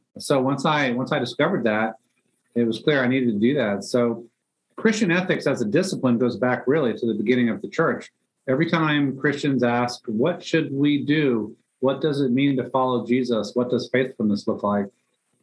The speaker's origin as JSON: {"language": "English", "region": "Northern Virginia", "country": "United States", "tie": "born or raised there", "also_born_or_lived": "Germany / New York", "moved": "yes", "lives_now": "Atlanta, United States", "said": "raised in Northern Virginia"}